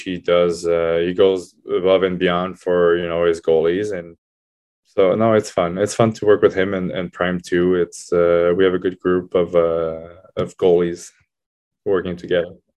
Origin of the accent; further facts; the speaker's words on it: Laval, Quebec, Canada; moved away as an adult; I decided to sign back with Laval 'cause it was, uh, my hometown